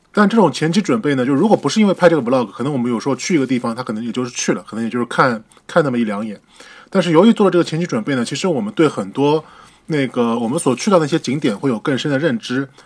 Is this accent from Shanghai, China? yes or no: yes; Shanghai, China; 作为一个上海人，我在上海生活了三十多年